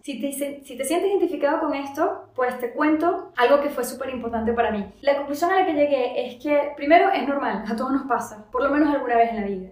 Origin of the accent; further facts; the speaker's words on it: Venezuela; moved away as an adult; also born or lived in Paris, France; now in France; yo siempre quise regresar a Venezuela